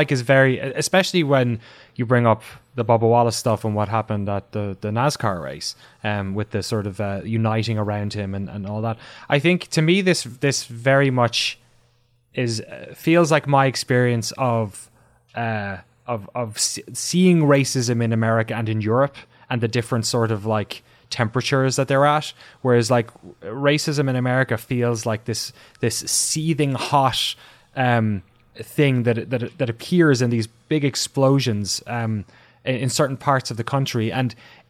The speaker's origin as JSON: {"language": "English", "country": "Ireland", "said": "I was an Irish guy in London, and I thought I'd be persecuted, of course, because I was, you know, I'm an Irish guy in London."}